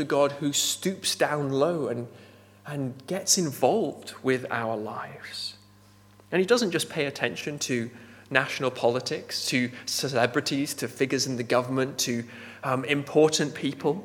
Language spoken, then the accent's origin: English; Nepal; moved away; Growing up in Nepal, I knew there's a caste system there.